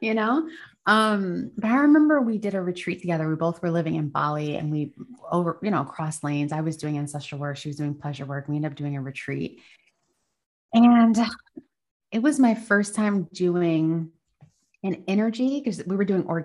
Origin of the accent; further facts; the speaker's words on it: United States; I'm American